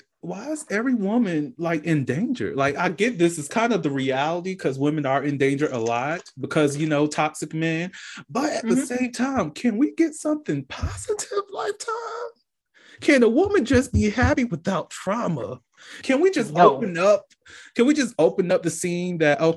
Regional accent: Georgia, United States; going on here in Georgia too a while growing up

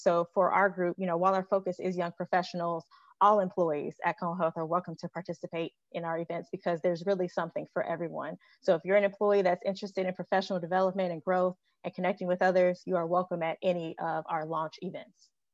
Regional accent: Chicago, Illinois, United States; moved away as an adult; also born or lived in Chapel Hill, North Carolina; now in Greensboro, United States; I'm originally from Chicago and I moved to Greensboro back in 2015

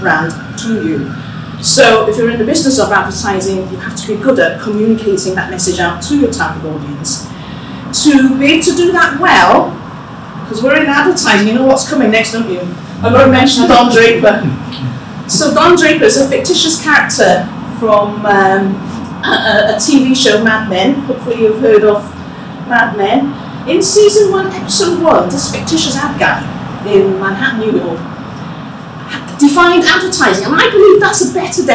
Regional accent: Cardiff, Wales, United Kingdom; moved away; I was born in Mainsey Road, which is just a stone's throw away from here, in a house, which I won't tell you the numbers, saving the tourist trail. And it's, as a Welsh-born Chinese growing up in the 1970s and 80s

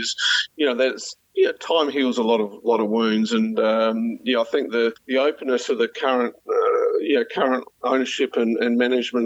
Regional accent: South Australia, Australia; also born or lived in Melbourne; my home state

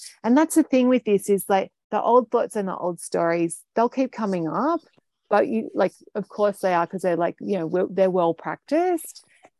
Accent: United Kingdom; Yeah, as a culture, like as a Brit, right?

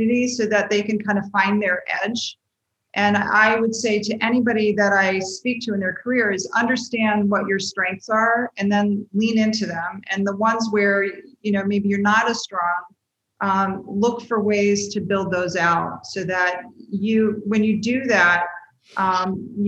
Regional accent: Washington, District of Columbia, United States; everybody in my family, except for myself, is from West Virginia. And I grew up in the Washington, D.C.

